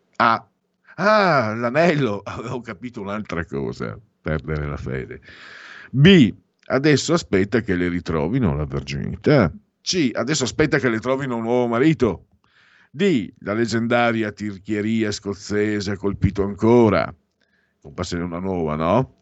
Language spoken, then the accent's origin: Italian; Friuli-Venezia Giulia, Italy; io vengo dal Friuli